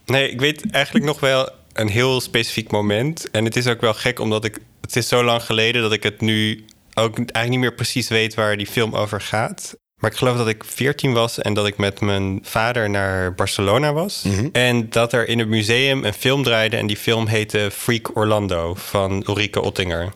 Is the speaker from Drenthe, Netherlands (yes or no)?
yes; Drenthe, Netherlands; born or raised there